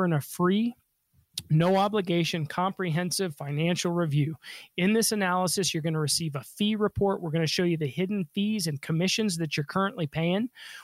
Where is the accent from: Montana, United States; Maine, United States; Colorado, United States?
Colorado, United States; Denver; I was born and raised in Denver.